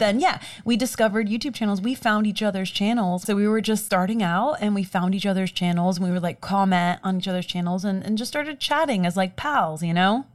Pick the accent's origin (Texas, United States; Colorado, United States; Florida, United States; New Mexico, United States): Florida, United States; Miami; moved away as an adult; also born or lived in Orlando, Florida; I was born and raised in Miami, Florida, and we now live in Orlando